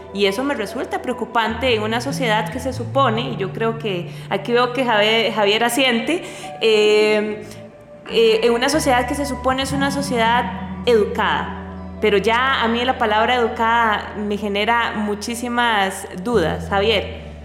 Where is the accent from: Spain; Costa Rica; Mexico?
Costa Rica; como costarricense